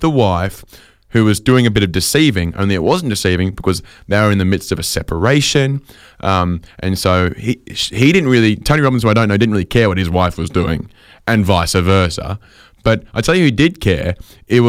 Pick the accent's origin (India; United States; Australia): Australia; Sydney, New South Wales; when I was growing up in Sydney